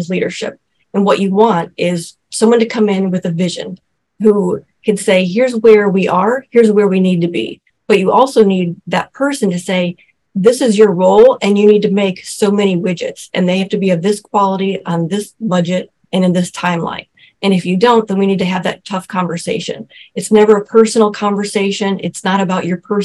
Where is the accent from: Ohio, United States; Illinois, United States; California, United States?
Ohio, United States; Cleveland; now in Cincinnati, United States; I was born and raised in Cleveland